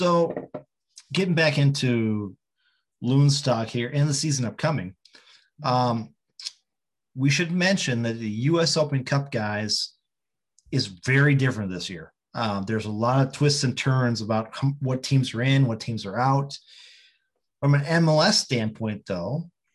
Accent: Bovey, Minnesota, United States; moved away; I'm from Buell, middle of the Iron Range

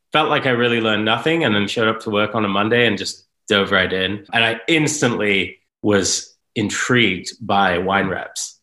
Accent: Northern California, United States; also born or lived in United Kingdom / San Francisco Bay Area; I grew up in Northern California. We moved there from Great Britain when I was pretty young.

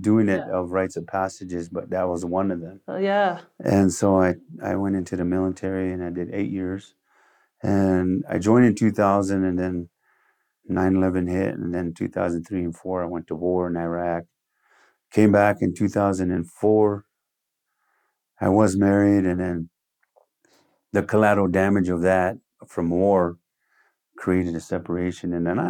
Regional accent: United States; first language Lakota; English is a second language; because my first language is Lakota and then English.

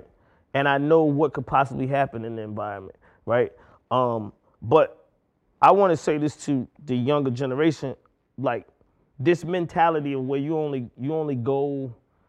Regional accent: College Park, Georgia, United States; I'm from College Park. I'm from Old National Highway

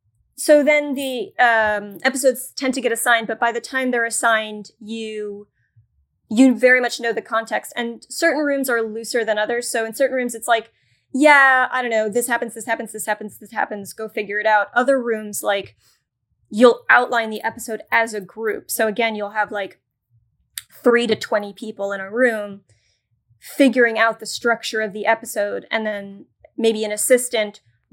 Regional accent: New York City, New York, United States; I just need to get a job in New York. I'm a New Yorker. I'm going to stay in New York.

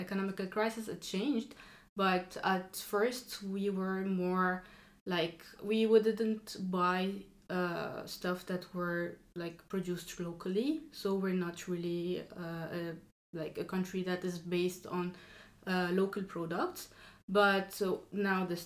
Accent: Lebanon; moved away as an adult; now in France; I come from Lebanon. I did all of my studies there.

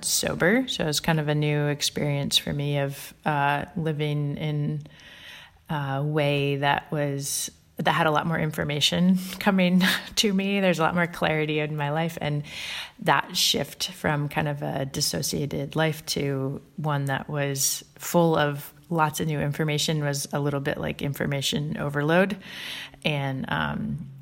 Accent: Maine, United States; I'm a Mainer

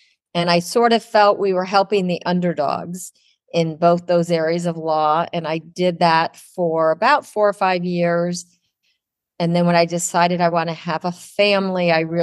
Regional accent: Ohio, United States; now in Miami, United States; I grew up in Ohio, and we had horses

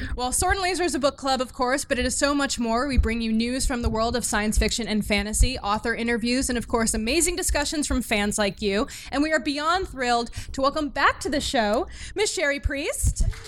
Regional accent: New England, United States; I grew up in New England

